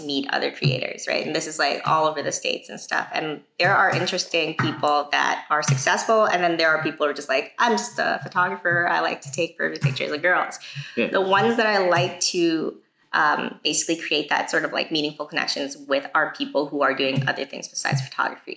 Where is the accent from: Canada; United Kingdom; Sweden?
Canada; I'm from Canada